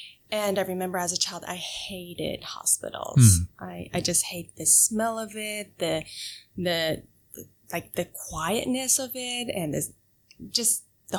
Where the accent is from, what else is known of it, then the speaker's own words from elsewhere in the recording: Japan; English is a second language; also born or lived in United States; I was born in Japan. Okay. I was in the States for 4 years when I was in kindergarten, and then I went back to Japan to go through all the education system in Japan.